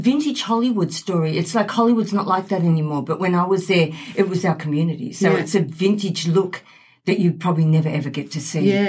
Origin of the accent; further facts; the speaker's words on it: Sydney, New South Wales, Australia; moved away as an adult; also born or lived in United States; now in Gold Coast, Australia; Well, yeah, I grew up in Sydney